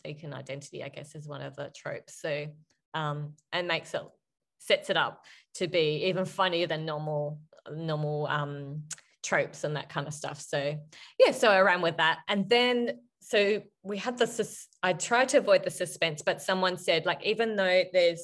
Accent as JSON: {"language": "English", "country": "Australia", "said": "I am Australian"}